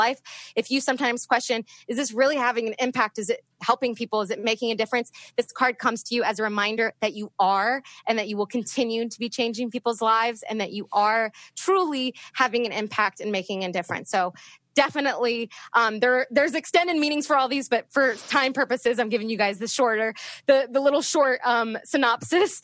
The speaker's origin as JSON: {"language": "English", "region": "Northern Virginia", "country": "United States", "tie": "born or raised there", "moved": "yes", "said": "I grew up in Northern Virginia"}